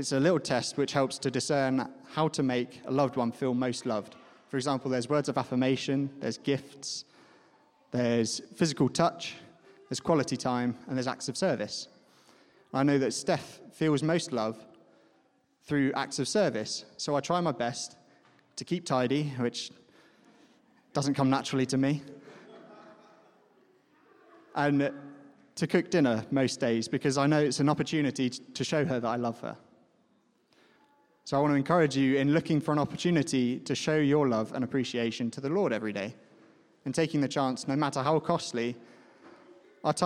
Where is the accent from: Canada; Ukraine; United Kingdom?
United Kingdom; Ascot, South East England; When I was growing up, I grew up in Ascot